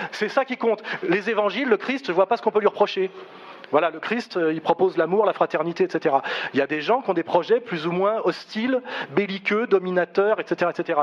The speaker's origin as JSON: {"language": "French", "country": "France", "said": "Moi, je suis un Français, je me revendique comme Français"}